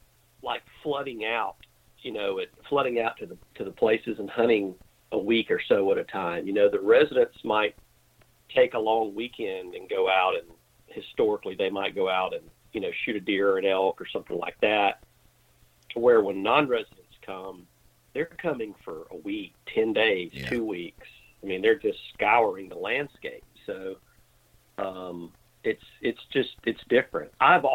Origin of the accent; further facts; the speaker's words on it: Alabama, United States; No, I'm a South Alabama redneck. That's where we spend most of our time.